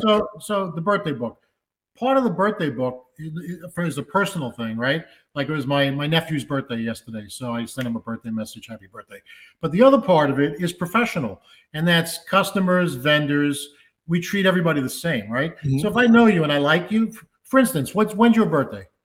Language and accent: English; New York City, New York, United States; I grew up in the Bronx